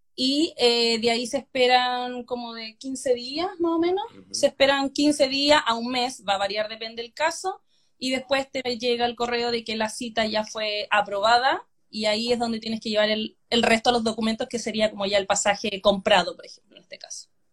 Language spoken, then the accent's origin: Spanish; La Ligua, Valparaíso, Chile; moved away as an adult; also born or lived in Hungary; now in Sydney, Australia; Yo soy de La Ligua